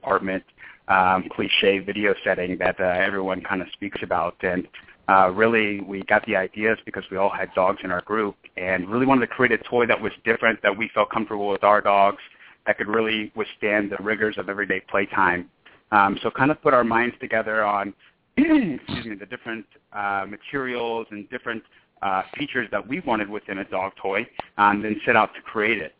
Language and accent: English; Houston, Texas, United States; moved away as an adult; also born or lived in Lawrence, Kansas / Los Angeles, California; now in Austin, United States; I'm originally from Houston, Texas